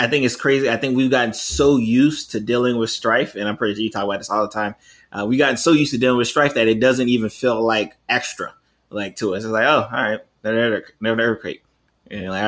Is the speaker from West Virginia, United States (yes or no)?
no; South Florida, United States; I'm from South Florida